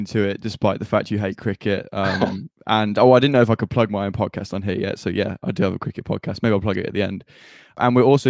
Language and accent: English; Solihull, West Midlands, United Kingdom; accent: slightly Brummy; I live in Solihull in the West Midlands, so excuse my slightly Brummy accent.